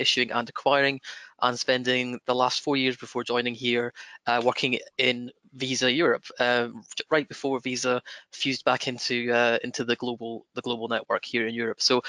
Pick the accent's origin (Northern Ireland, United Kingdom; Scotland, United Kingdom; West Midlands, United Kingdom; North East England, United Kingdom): Scotland, United Kingdom; accent: broad Scottish; my broad Scottish accent